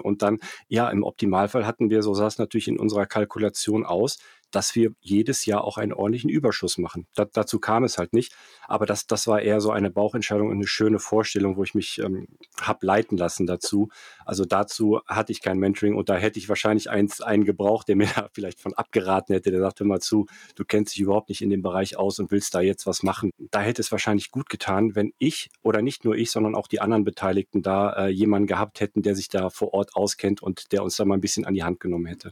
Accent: Cologne, North Rhine-Westphalia, Germany; moved away as an adult; also born or lived in Frankfurt / London / Zurich / Erftstadt; habe in Köln studiert, bin in Köln aufgewachsen

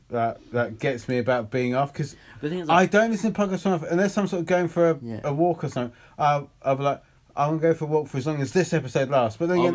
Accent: Welsh, Wales, United Kingdom; we're the Welsh ones.

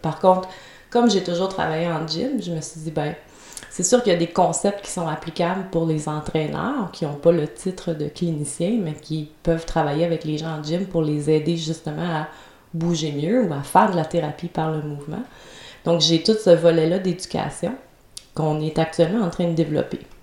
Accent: Trois-Rivières, Quebec, Canada; j'étais à Trois-Rivières, ma ville natale.

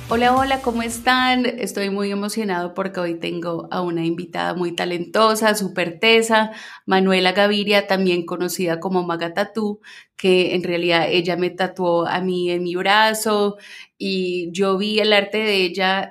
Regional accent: Minnesota, United States; como me acostumbré a decir mientras crecí en Minnesota para que la gente me entendiera

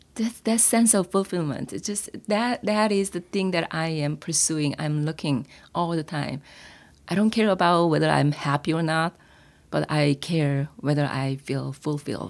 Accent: South Korea; accent: Korean; English is a second language; moved away; my accent, Korean accent

